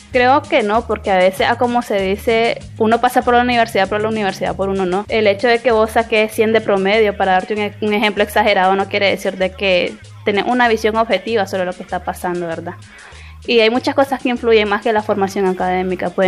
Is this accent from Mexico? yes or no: no; Bluefields, South Caribbean Coast Autonomous Region, Nicaragua; eh, soy originaria de Bluefields, Nicaragua.